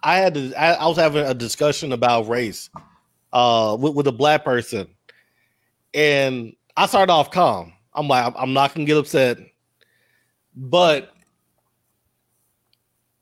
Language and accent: English; Louisiana, United States; I grew up in Louisiana